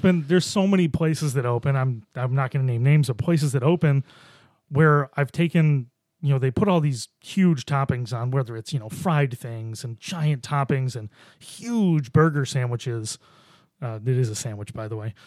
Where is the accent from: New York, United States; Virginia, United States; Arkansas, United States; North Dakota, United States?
New York, United States; Buffalo; moved away; I grew up in Buffalo